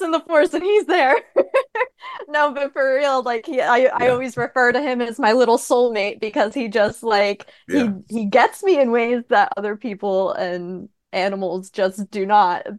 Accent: New Jersey, United States; now in Vermont, United States; I'm a Jersey girl originally

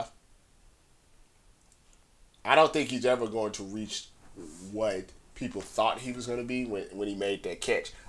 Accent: Missouri, United States; I'm from Missouri

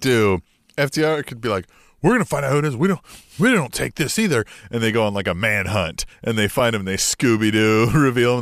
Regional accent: United States; We are American

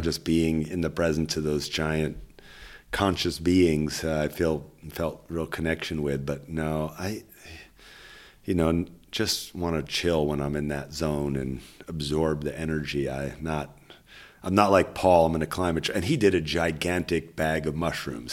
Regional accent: Berkeley, California, United States; growing up in Berkeley with hippie mom

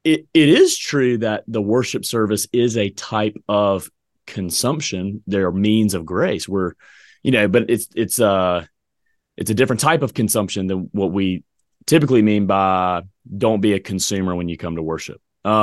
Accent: the South, United States; I grew up in the South, man. I mean, look, every restaurant, every home was like buffet, man.

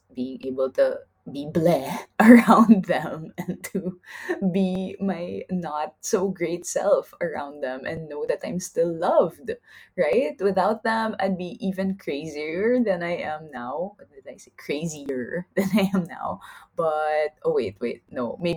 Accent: Philippines; moved away; I'm from the Philippines

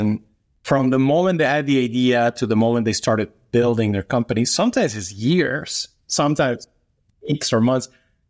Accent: New York, United States; I argue as a New Yorker that New York is the capital of fintech

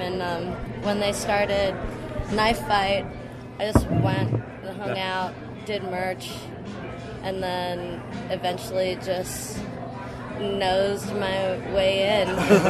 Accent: Long Beach, California, United States; now in Denver, United States; I'm from Long Beach, California.

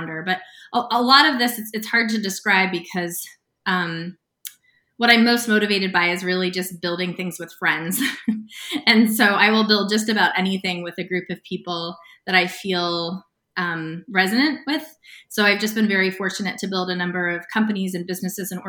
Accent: United States; also born or lived in Sedona, Arizona / Santa Fe, New Mexico; I grew up in Sedona, Arizona, and Santa Fe, New Mexico

